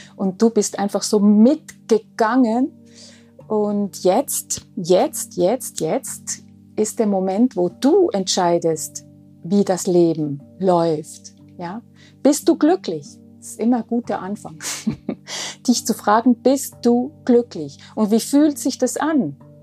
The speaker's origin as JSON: {"language": "German", "country": "Switzerland", "said": "Bin Schweizerin."}